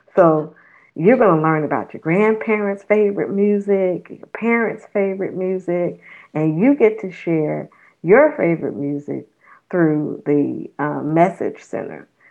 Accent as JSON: {"language": "English", "town": "Los Angeles", "region": "California", "country": "United States", "tie": "born or raised there", "also_born_or_lived": "New Orleans, Louisiana / Richmond, Virginia", "moved": "as an adult", "lives_now": "Nashville, United States", "said": "I grew up in Los Angeles, California"}